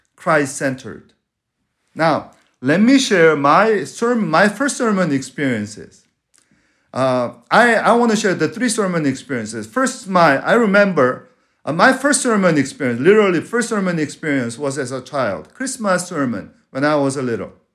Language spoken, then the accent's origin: English; Venezuela; moved away; I'm from Venezuela